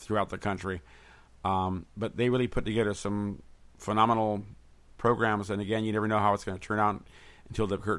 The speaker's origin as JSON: {"language": "English", "region": "California", "country": "United States", "tie": "born or raised there", "also_born_or_lived": "Connecticut", "said": "I came to California when I was a year old, so really the West Coast is all I know"}